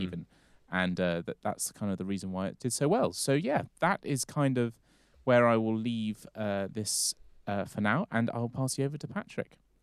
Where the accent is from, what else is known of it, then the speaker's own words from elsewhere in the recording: England, United Kingdom; we're both English or British